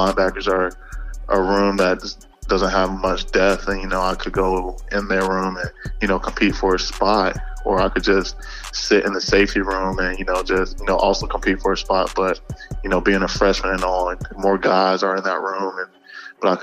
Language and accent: English; Georgia, United States; moved away as an adult; we're both from Georgia